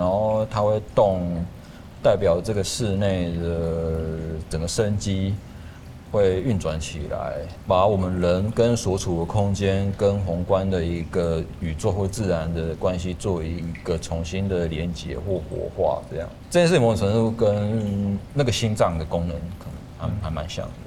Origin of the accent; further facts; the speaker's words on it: Lukang, Changhua County, Taiwan; 我的老家是住在，因为住鹿港嘛，所以它是靠海边，就基本上我家就是靠海边